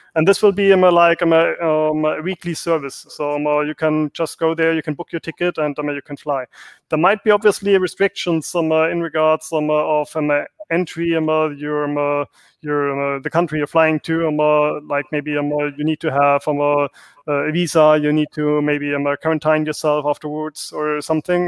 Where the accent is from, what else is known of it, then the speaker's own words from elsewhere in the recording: Germany; moved away; I'm originally from Germany, so Germany.